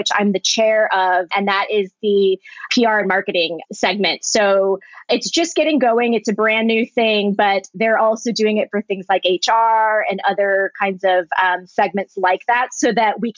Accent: Springfield, Virginia, United States; moved away as an adult; also born or lived in Orange County, California / Culver City, California; now in Los Angeles, United States; I grew up on the East Coast

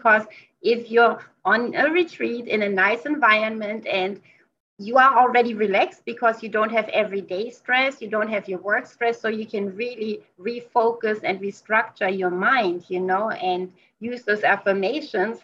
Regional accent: Germany; moved away; Since I come from Germany

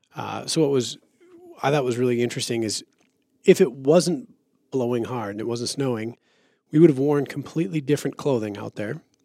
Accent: Minnesota, United States; I'm from Minnesota

